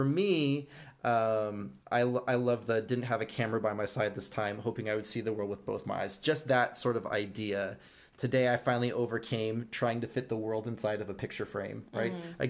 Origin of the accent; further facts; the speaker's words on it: Brazil; English is a second language; I'm from Brazil. I don't know what a cowboy's cliche is.